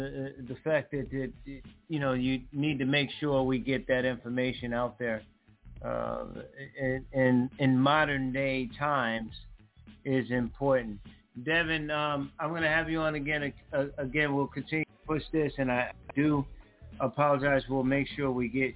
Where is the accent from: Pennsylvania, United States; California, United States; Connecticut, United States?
Connecticut, United States; I grew up in Connecticut, so there's no HBCU thing up there at all.